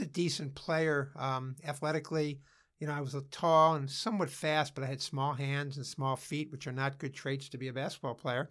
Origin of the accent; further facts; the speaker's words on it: Cleveland Heights, Ohio, United States; also born or lived in Beachwood, Ohio; I grew up in Cleveland Heights, Ohio, and then I transferred, uh, my family, uh, moved to Beechwood